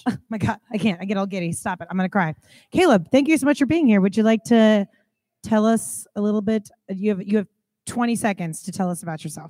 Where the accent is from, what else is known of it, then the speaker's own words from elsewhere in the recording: Kansas City, United States; I'm from Kansas City